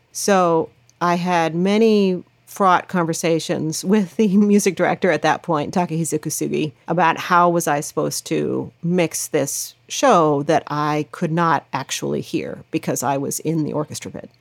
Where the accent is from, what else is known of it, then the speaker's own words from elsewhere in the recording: Lawrence, Kansas, United States; I grew up in Lawrence, Kansas, which is the home of the Jayhawks.